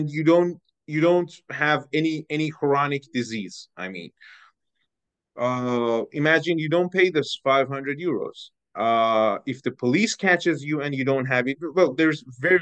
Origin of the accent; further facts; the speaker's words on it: Iran; moved away as an adult; also born or lived in Bratislava, Slovakia; now in Slovakia; I am from Iran. I have been living in Slovakia for almost 7 years